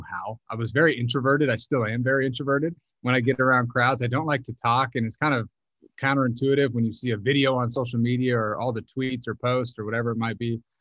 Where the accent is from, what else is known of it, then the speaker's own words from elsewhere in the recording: Phoenix, Arizona, United States; Grew up, born and raised in Arizona, Phoenix, Arizona.